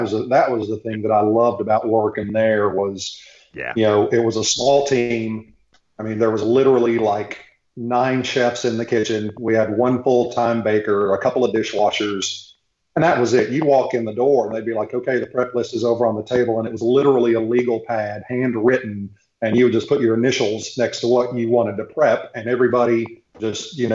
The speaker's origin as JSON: {"language": "English", "town": "Knoxville", "region": "Tennessee", "country": "United States", "also_born_or_lived": "Charleston", "said": "I'm from Knoxville."}